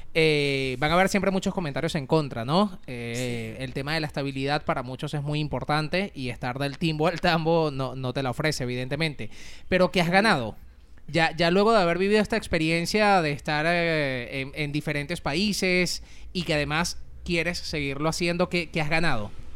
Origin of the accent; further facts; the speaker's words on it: Venezuela; now in Madrid, Spain; vengo de Madrid, pero no soy de Madrid, soy de Venezuela